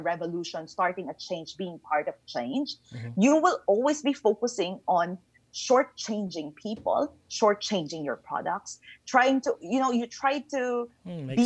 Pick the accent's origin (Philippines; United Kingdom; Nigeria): Philippines; I'm originally from the Philippines